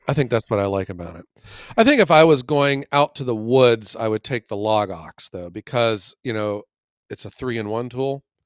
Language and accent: English; Ohio, United States; I love my home state